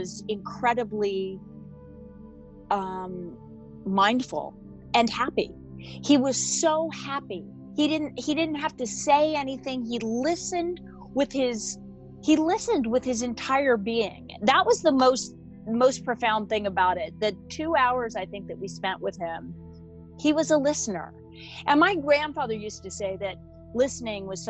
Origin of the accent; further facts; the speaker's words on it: Sun Valley, Idaho, United States; I grew up in Sun Valley, Idaho